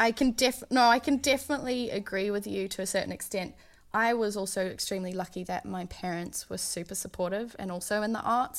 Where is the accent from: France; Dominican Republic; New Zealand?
New Zealand; Auckland; moved away as an adult; also born or lived in Boston; now in Los Angeles, United States; I was out in the Waitakere, s, where I was born and raised